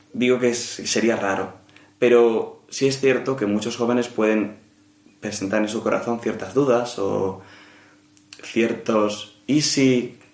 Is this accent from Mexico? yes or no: no; Madrid, Community of Madrid, Spain; nací y vivo en Madrid, así que soy madrileño 100%